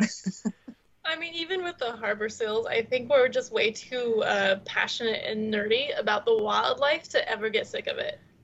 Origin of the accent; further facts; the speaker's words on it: Utah, United States; moved away; I grew up in Utah